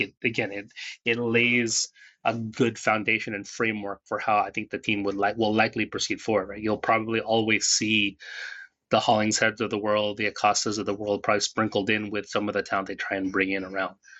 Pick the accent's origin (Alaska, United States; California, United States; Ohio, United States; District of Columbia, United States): California, United States; Northern; where we grew up in Northern California and then moving back down to Southern California